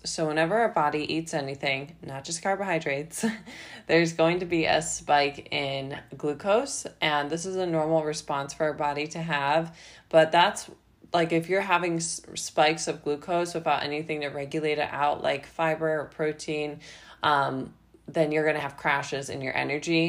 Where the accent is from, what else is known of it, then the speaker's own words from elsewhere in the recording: Midwest, United States; also born or lived in Ohio; now in Florida, United States; I'm actually from the Midwest, and so when I lived in Ohio